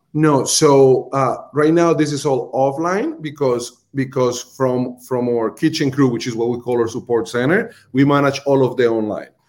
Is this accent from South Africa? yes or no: no; Colombia; accent: Colombian; English is a second language; moved away; my Colombian accent